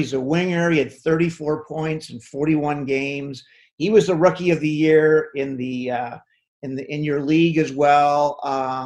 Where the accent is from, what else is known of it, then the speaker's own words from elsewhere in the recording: Canada; also born or lived in Windsor; I'm a Canadian